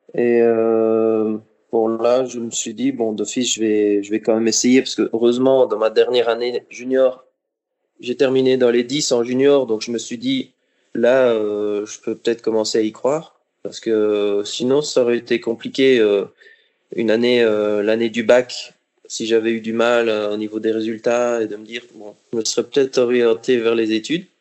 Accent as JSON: {"language": "French", "town": "Liège", "region": "Wallonia", "country": "Belgium", "tie": "born or raised there", "moved": "as an adult", "lives_now": "Monaco", "said": "J'ai commencé le tennis euh, à Liège, c'est ma ville natale en Belgique"}